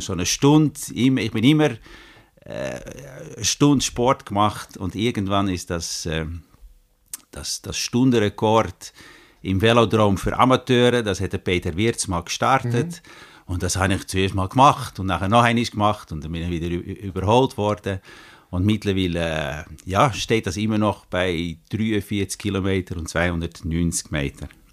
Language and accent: German; Netherlands; German is a second language; moved away as an adult; now in Grenchen, Switzerland; Ich bin Holländer, ich bin aber schon, jetzt muss ich studieren, 33 Jahre in der Schweiz